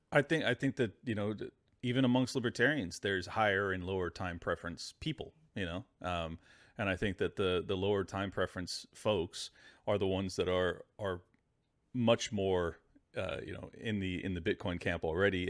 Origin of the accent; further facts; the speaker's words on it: San Diego, California, United States; my hometown of San Diego